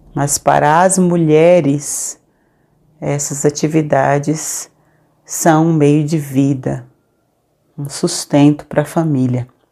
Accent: Salvador, Bahia, Brazil; Eu nasci na Ilha Amarela, comunidade que faz parte do bairro de Plataforma, no subúrbio ferroviário de Salvador.

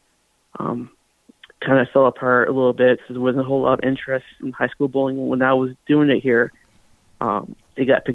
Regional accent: Southern California, United States; moved away as an adult; also born or lived in Nebraska; I grew up in Southern California, so I bowled out there

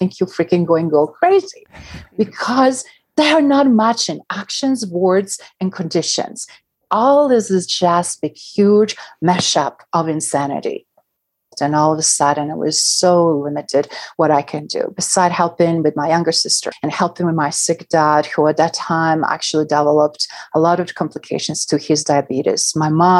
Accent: Bosnia & Herzegovina; moved away; I grew up in central part of former Yugoslavia, Sarajevo region, that is right now known as independent country Bosnia-Herzegovina.

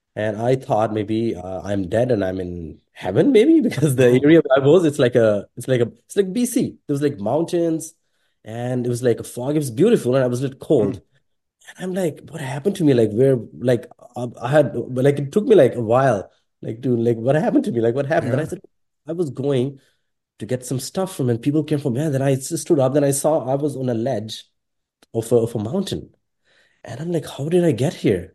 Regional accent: Pakistan; English is a second language; moved away; also born or lived in Sri Lanka; growing up in Pakistan

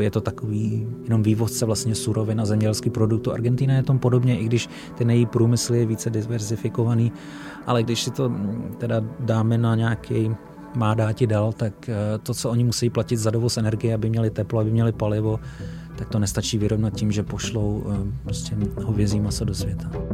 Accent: Czechia; jako Čech

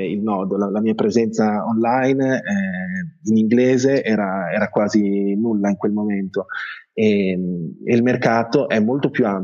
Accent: Italy; born there; io non sono veramente un madrelingua inglese, mio padre è inglese ma io sono nato in Italia, leggo tranquillamente in inglese, ma scrivere è, è un'altra cosa.

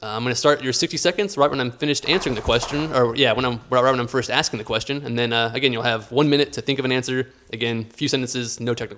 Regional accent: Houston, Texas, United States; growing up in Houston as an engineer

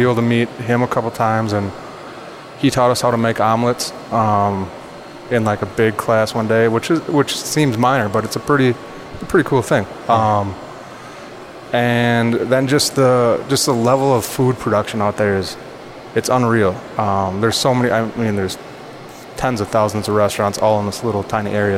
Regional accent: Central Wisconsin, United States; moved away; also born or lived in New York; growing up in Central Wisconsin

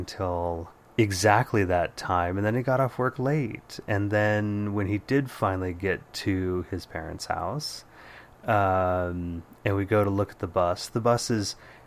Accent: Bay Area, California, United States; born or raised there

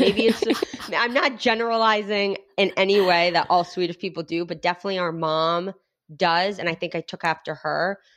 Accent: Rhode Island, United States; Adrian and I grew up in Rhode Island

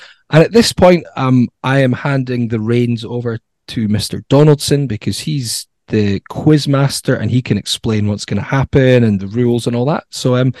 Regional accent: Musselburgh, Scotland, United Kingdom; I'm from Musselburgh.

